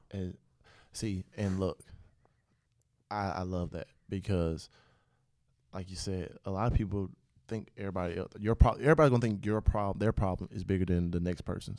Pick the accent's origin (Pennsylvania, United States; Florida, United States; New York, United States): Florida, United States; Pensacola; I grew up in Pensacola.